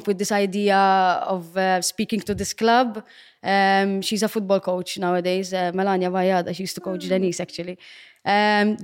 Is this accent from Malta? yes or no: yes; Gozo, Malta; Yes, I come from Gozo. Yes, I'm Gozitin.